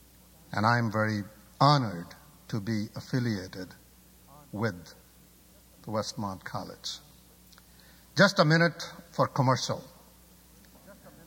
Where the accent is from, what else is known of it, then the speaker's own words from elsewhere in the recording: Pakistan; moved away; I'm originally from Pakistan